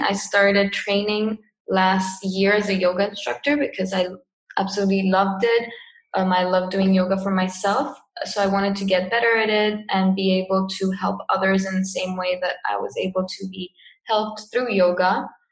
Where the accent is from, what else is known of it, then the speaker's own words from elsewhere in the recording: Cyprus; moved away as an adult; also born or lived in England; I'm from Cyprus. Um, yeah, born here, lived here my whole life